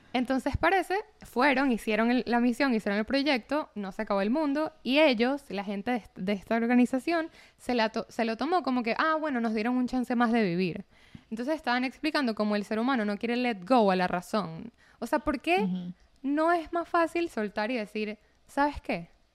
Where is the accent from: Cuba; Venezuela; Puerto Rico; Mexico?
Venezuela; moved away; para mí como venezolana es como que ya he pasado tantas cosas con política venezolana